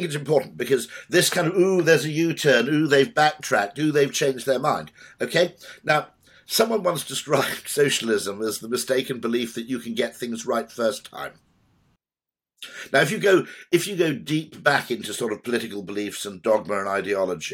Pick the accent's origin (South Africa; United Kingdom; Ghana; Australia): United Kingdom; Wales; I'm Welsh